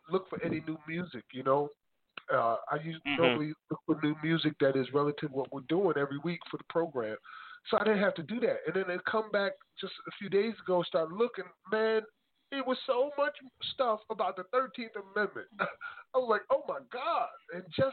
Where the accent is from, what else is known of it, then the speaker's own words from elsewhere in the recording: New Jersey, United States; my home state support what we're doing, but my hometown supports it